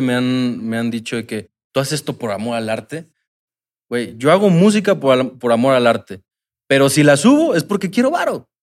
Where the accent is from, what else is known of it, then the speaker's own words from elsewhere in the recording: Cancún, Quintana Roo, Mexico; somos de Cancún